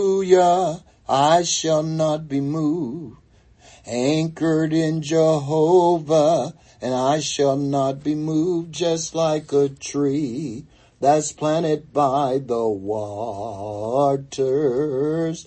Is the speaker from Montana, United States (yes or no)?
no; North Carolina, United States; When I grew up in North Carolina, we heated our home with wood.